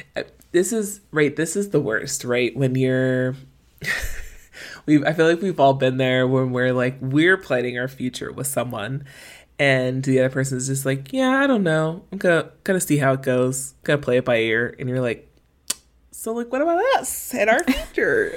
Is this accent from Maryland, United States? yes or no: yes; Maryland, United States; where we were in Maryland growing up